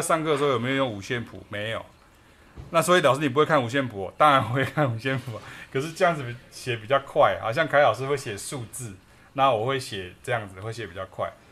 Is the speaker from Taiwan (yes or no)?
yes; Taiwan; 我发挥我台湾人的这个本事